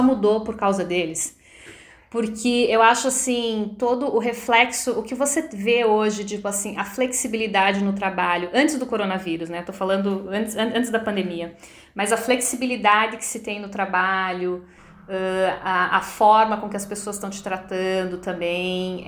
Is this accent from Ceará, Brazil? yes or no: no; Curitiba, Paraná, Brazil; moved away as an adult; now in New York, United States; eu nasci em Curitiba